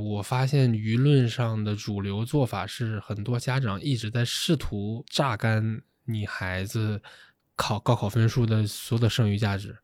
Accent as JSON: {"language": "Chinese", "town": "Shenyang", "region": "Liaoning", "country": "China", "moved": "yes", "said": "我是沈阳人"}